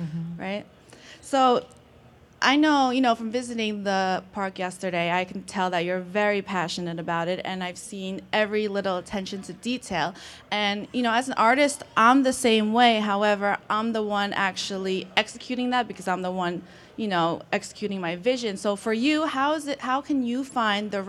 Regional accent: Long Island, New York, United States; also born or lived in Queens, New York; I was born in Queens, but my father, being from the countryside, wanted me to grow up in that same environment where I was constantly seeing trees and bushes and flowers. So, you know, he ended up moving us out to Long Island

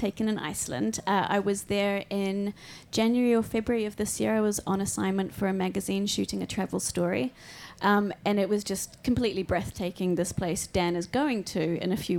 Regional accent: New Zealand; Growing up in New Zealand

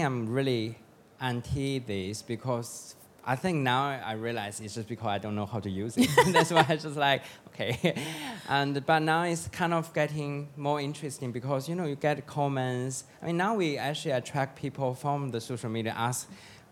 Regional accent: China; moved away; I have my own atelier in China

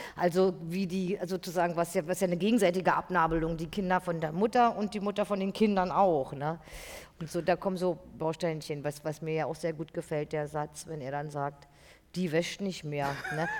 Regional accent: East Germany, Germany; ich bin ja auch aus der DDR, ich bin da groß geworden, ich bin da aufgewachsen

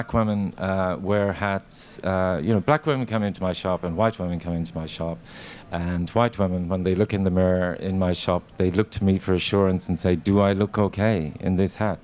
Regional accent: Ireland; when I was growing up, because we grew up on Irish television

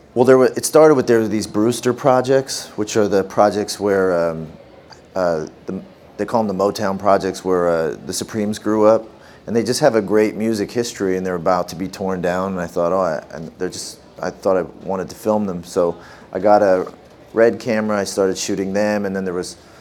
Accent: Canada; growing up in Canada

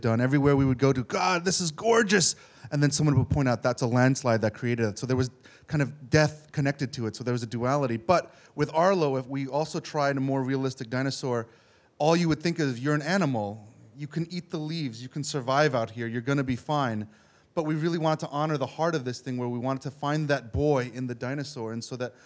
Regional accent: New York City, New York, United States; I grew up in New York City

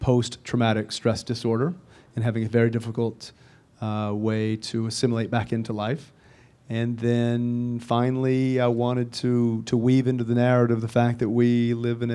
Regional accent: coal fields of Virginia, United States; grew up in the coal fields of Virginia

